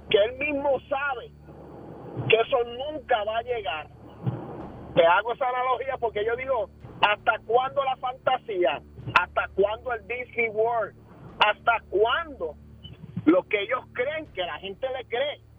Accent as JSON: {"language": "Spanish", "country": "Puerto Rico", "said": "buenos días a mi pueblo eh, de Puerto Rico."}